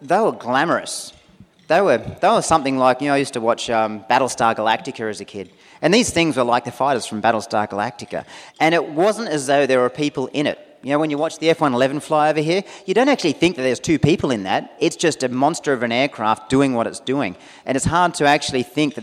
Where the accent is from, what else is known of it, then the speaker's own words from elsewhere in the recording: Newcastle, New South Wales, Australia; also born or lived in United States; I'm actually from the Newcastle region. Grew up, basically around Lake Macquarie